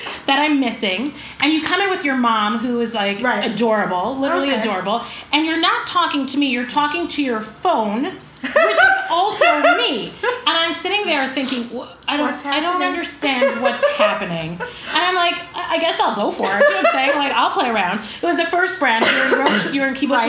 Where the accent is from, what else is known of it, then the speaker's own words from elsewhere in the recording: Toronto, Ontario, Canada; I'm very, very much from Toronto. Like, I'm very much not from New York.